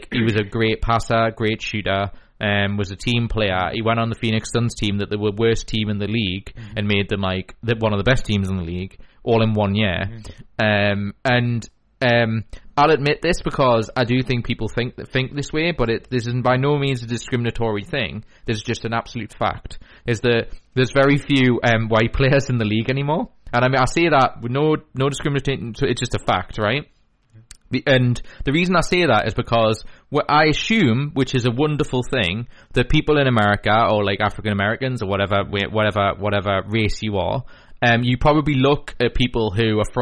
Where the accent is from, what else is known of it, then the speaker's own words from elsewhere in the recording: Newcastle upon Tyne, North East England, United Kingdom; we're from the Newcastle area